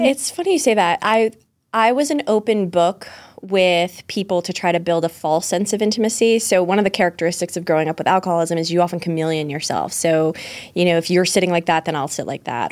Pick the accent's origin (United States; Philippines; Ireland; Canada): United States; Pembroke, Massachusetts; also born or lived in Scituate, Massachusetts; I was born and raised in Pembroke, Massachusetts.